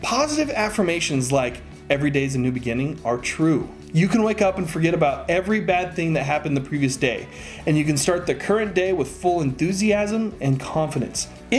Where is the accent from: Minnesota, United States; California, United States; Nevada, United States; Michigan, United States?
Nevada, United States; Las Vegas; as a kid growing up in Vegas, playing outside in the August heat.